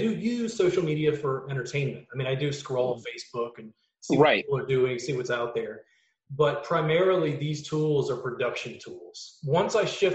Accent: South Louisiana, United States; I grew up in South Louisiana.

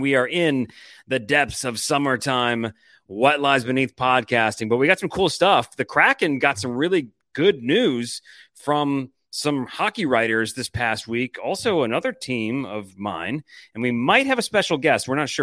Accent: Detroit, Michigan, United States; moved away; also born or lived in Louisiana; growing up in Michigan

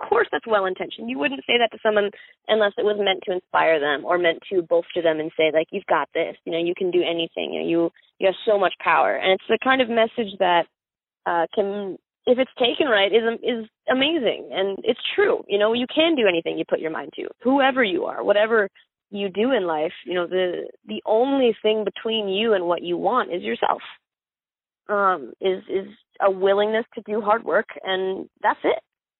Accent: Miami, Florida, United States; born there; I was born in South Dade County, Miami

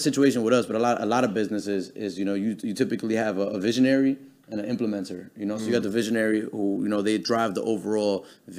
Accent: New York, United States; moved away; I'm from New York

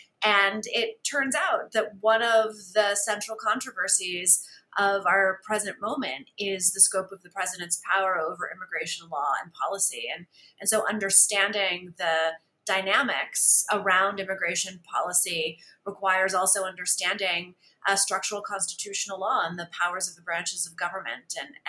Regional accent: San Antonio, Texas, United States; since I was a teenager growing up in San Antonio, Texas. I come from a family that is in the United States because of immigration, and I grew up in a context of bilingualism and biculturalism

